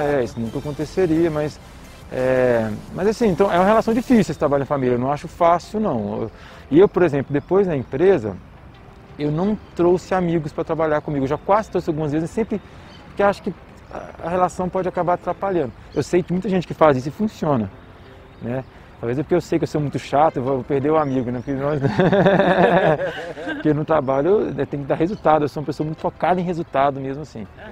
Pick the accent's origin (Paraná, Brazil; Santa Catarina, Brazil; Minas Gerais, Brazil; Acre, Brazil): Minas Gerais, Brazil; Timóteo; moved away as an adult; also born or lived in Coronel Fabriciano / Ipatinga / Rio de Janeiro / São Luís; now in Belo Horizonte, Brazil; eu nasci em Coronel Fabriciano, eu morei a maior parte da minha vida em Timóteo e estudei em Patinho, ou seja, as três cidades do Vale do Aço ali